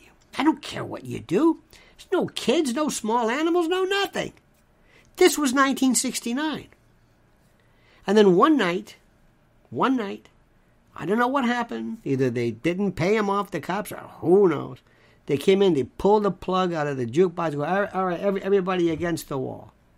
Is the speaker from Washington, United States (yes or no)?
no; Florida, United States; when I was growing up in the South in Florida